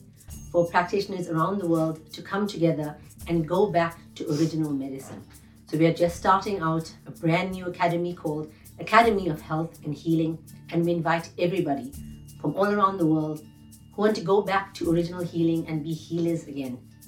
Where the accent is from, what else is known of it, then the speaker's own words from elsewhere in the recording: South Africa; I'm from South Africa, sunny South Africa most of the time.